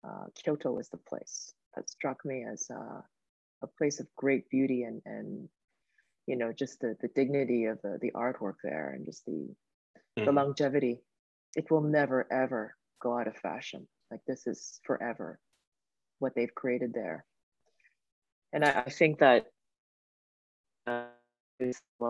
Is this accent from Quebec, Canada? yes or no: no; Kitchener, Ontario, Canada; moved away as an adult; also born or lived in Sudbury, Canada / Seoul, South Korea / Japan; when my parents first immigrated, they actually landed in Sudbury for the first 3-4 years, and then we moved to Kitchener